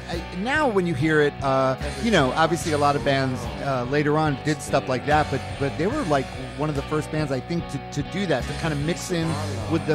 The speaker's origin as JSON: {"language": "English", "region": "South Florida", "country": "United States", "tie": "born or raised there", "also_born_or_lived": "Queens, New York", "said": "I was born in Queens and I grew up in Queens, but my family moved down to South Florida in the 70s, in the late 70s. So I started middle school, I guess sixth grade in South Florida"}